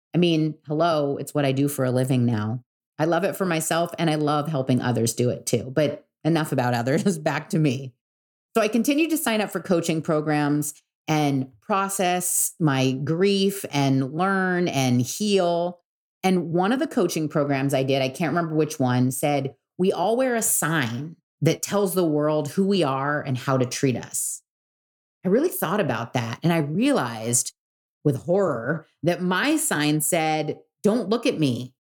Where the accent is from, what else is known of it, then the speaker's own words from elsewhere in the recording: Newport Beach, California, United States; I was born and raised in Newport Beach